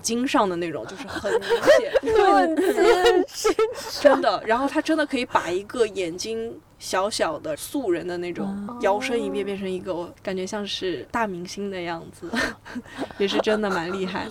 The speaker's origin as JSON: {"language": "Chinese", "country": "China", "said": "我们中国人"}